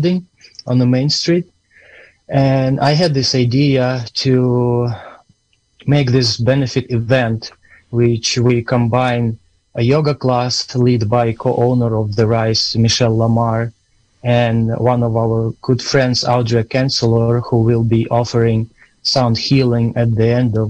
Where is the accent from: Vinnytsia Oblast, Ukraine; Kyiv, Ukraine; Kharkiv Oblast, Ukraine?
Kharkiv Oblast, Ukraine; Kharkiv; English is a second language; now in Fort Bragg, United States; I'm originally from Ukraine, city Kharkiv, which is southeast of Ukraine, just 30 miles from the border with Russia